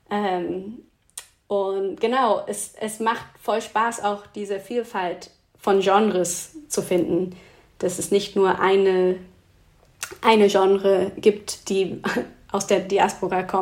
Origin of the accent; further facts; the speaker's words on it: Switzerland; kommt auch vor in meine Playlist, die aus der Schweiz kommt, auch aus einem kleinen Ort, wo ich herkomme.